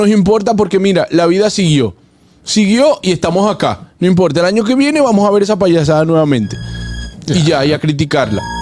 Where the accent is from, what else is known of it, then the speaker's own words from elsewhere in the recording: Venezuela; Usted que me conoce que somos de Venezuela ambos.